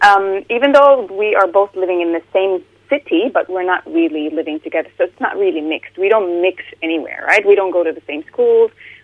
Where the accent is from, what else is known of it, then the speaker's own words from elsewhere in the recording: Acre, Northern District, Israel; my personal experience growing up in Akka, I think living in Akka is, like, if you've ever visited in Akka, you can see, it's called one of the mixed cities, right? So they call it mixed because there's Arabs